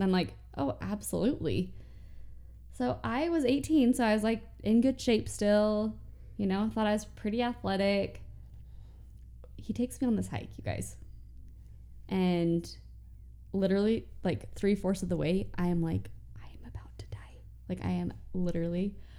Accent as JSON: {"language": "English", "town": "Grantsville", "region": "Utah", "country": "United States", "tie": "born or raised there", "said": "I grew up in the mountains too, Grantsville."}